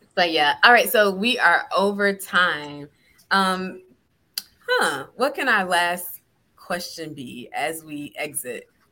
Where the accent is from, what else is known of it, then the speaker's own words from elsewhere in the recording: South Georgia, United States; growing up in South Georgia as a a young black girl